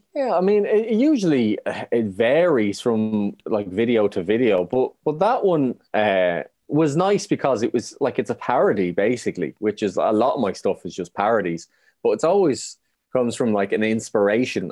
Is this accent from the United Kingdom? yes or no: no; Ireland; being Irish